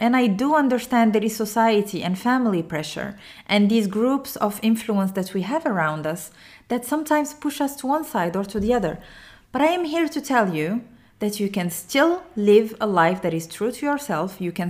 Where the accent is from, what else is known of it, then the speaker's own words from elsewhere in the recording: Morocco; English is a second language; even if I'm Arabic and I come from Morocco and I'm a Muslim